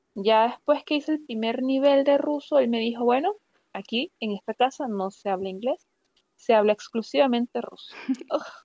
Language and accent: Spanish; Valera, Trujillo, Venezuela; moved away as an adult; also born or lived in Mérida, Venezuela; now in Russia; yo nací en Valera, soy andina